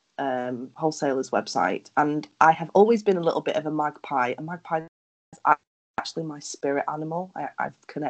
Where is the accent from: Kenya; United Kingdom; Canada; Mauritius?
United Kingdom; Lancashire, North West England; also born or lived in Cyprus; now in Yorkshire, United Kingdom; I spent the first 10 years of my life in Cyprus and then I moved back to England when I was 10. So since then, I'm actually from Lancashire